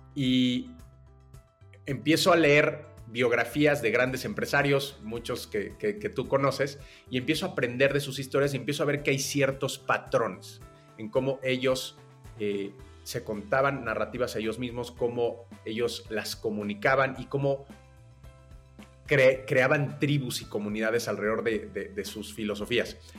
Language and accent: Spanish; Mexico City, Mexico; Yo nací en la Ciudad de México eh, y desde muy joven empecé a trabajar